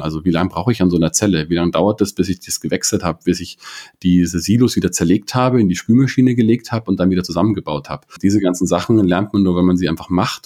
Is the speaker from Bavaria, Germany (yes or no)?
yes; Munich, Bavaria, Germany; komme aus München, bin aus München, habe an der TU